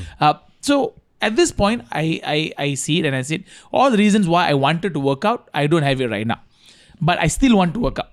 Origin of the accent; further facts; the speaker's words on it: India; as an Indian